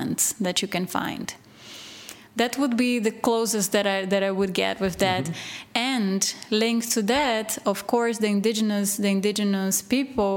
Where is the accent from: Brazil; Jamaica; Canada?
Brazil; Recife, Pernambuco; moved away as an adult; also born or lived in Belgium; now in Portugal; I am from Recife, and they have indigenous communities there too.